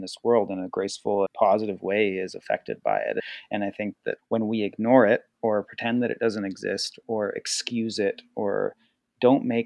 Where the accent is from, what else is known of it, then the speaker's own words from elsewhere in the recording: Argenta, British Columbia, Canada; now in Nelson, Canada; I grew up in Argenta